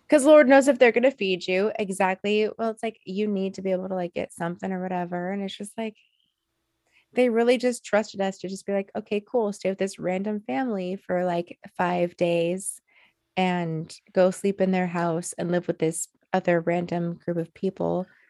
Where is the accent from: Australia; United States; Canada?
United States; Alaska; born or raised there